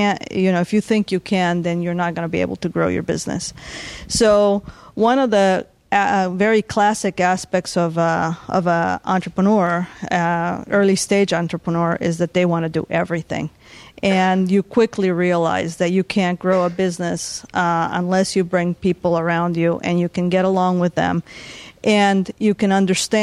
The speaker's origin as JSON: {"language": "English", "country": "Bolivia", "tie": "born or raised there", "moved": "yes", "lives_now": "San Diego, United States", "said": "since I was born in Bolivia"}